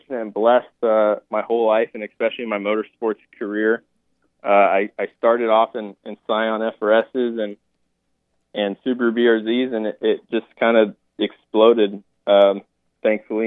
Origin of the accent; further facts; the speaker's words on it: Cave Creek, Arizona, United States; I am from Cave Creek, Arizona